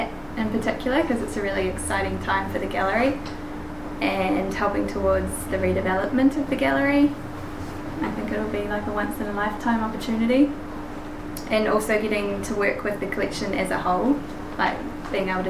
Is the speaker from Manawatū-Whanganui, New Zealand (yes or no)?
yes; Whanganui, Manawatū-Whanganui, New Zealand; I grew up in Whanganui.